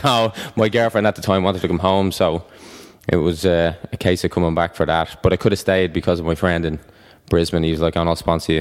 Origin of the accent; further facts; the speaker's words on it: Ireland; I'm Irish